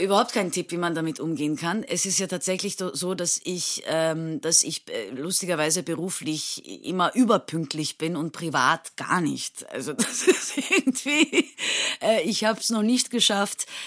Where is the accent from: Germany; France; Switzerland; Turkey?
Turkey; Istanbul; moved away as an adult; now in Vienna, Austria; ich bin ja geboren und aufgewachsen in Istanbul